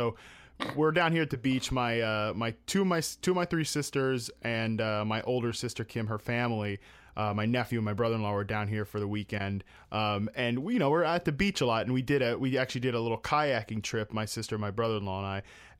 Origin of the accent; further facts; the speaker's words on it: East Coast, United States; I'm from the East Coast. We both are originally from the East Coast